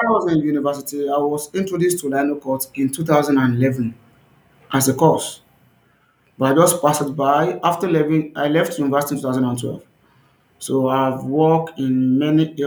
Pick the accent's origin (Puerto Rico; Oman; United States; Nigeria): Nigeria; Ogbomoso, Oyo; As a Nigerian, I'm from the southwest of Nigeria, and that's from Ogbomoso, Oyo State, Nigeria.